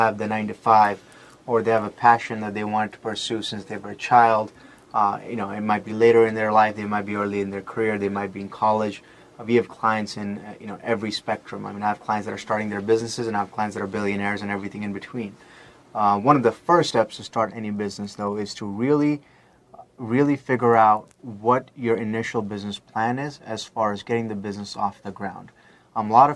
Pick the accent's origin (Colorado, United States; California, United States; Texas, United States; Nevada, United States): Nevada, United States; Las Vegas; I grew up in Vegas